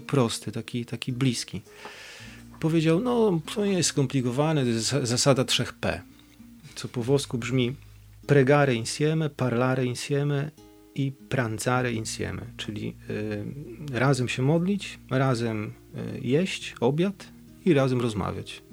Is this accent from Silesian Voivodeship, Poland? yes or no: no; Bydgoszcz, Kuyavian-Pomeranian Voivodeship, Poland; z Bydgoszczy, od duchaczy